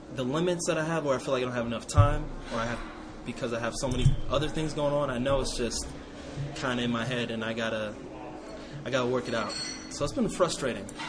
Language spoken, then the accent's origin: English; Ohio, United States; moved away as an adult; now in Las Vegas, United States; my hometown in Ohio